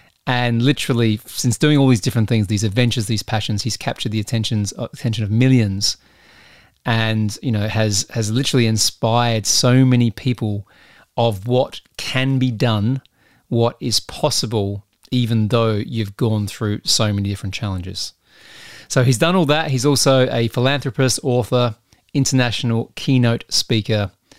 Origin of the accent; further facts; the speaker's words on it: Australia; also born or lived in United States; now in United Kingdom; So partly because I'm Australian, right? And we don't have much culture there. And I now live in the UK. I've lived in the US and my accent's all over the place.